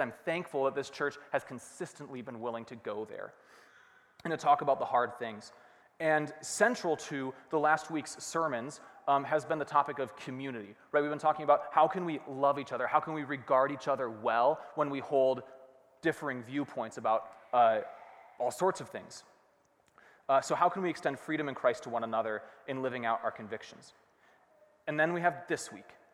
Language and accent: English; Rochester, Minnesota, United States; also born or lived in Hanover, Pennsylvania; We moved to Rochester, where I grew up, Rochester, Minnesota, um, and I spent basically the rest of my life there